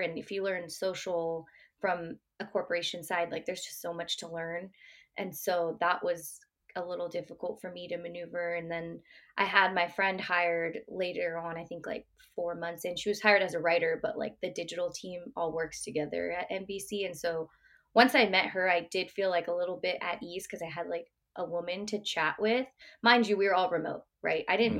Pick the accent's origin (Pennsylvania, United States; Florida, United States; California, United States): California, United States; Bay Area; also born or lived in Oregon; I'm born and raised in the Bay Area